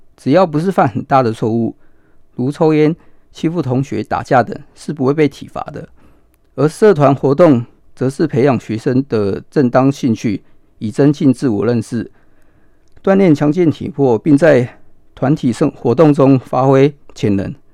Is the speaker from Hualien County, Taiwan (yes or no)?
yes; Hualien, Hualien County, Taiwan; 我是土生土长的花莲人